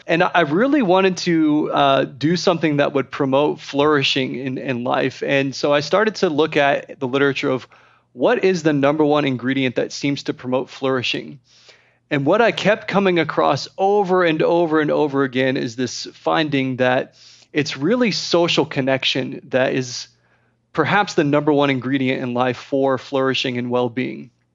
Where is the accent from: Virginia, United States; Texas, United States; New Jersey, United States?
Texas, United States; I'm from Texas